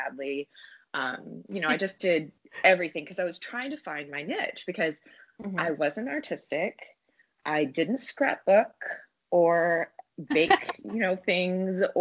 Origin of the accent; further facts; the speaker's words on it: Texas, United States; we were like growing up in Texas